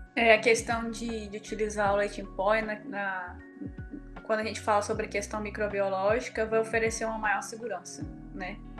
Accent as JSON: {"language": "Portuguese", "town": "Lagoa da Prata", "region": "Minas Gerais", "country": "Brazil", "moved": "yes", "said": "eu sou de Lagoa da Prata e nós temos a Embaré"}